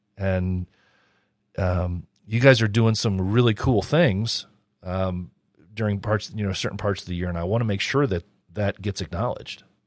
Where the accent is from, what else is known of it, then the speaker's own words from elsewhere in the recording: United States; I'm an American